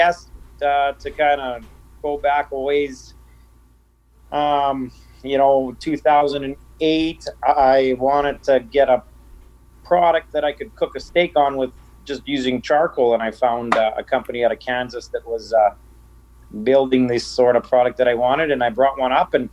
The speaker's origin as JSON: {"language": "English", "town": "Norquay", "region": "Saskatchewan", "country": "Canada", "tie": "born or raised there", "lives_now": "Madge Lake, Canada", "said": "I come from a small town in eastern Saskatchewan. I grew up in Norquay"}